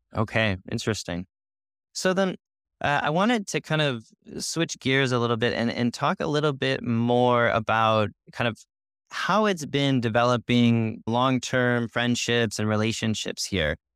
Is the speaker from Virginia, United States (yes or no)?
no; Chicago, Illinois, United States; now in Seville, Spain; I'm, I'm from Chicago originally